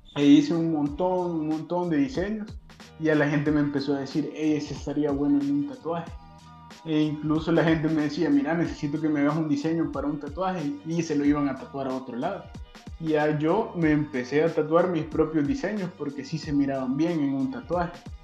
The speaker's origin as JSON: {"language": "Spanish", "town": "Mariona", "region": "San Salvador", "country": "El Salvador", "tie": "born or raised there", "said": "viví prácticamente toda mi infancia en Mariona"}